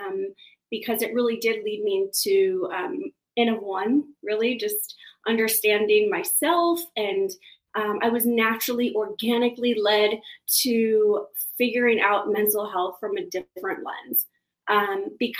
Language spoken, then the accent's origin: English; Kansas City, Missouri, United States; moved away as an adult; also born or lived in San Diego; I grew up in Kansas City, originally not from Kansas City, but I moved there early when I was about 13 years old. Grew up there on the Missouri side